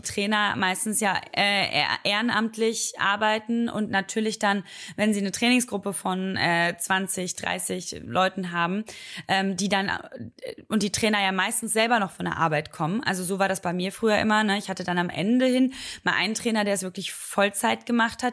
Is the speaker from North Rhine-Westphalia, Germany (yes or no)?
yes; Oberhausen, North Rhine-Westphalia, Germany; so heißt das bei uns in Oberhausen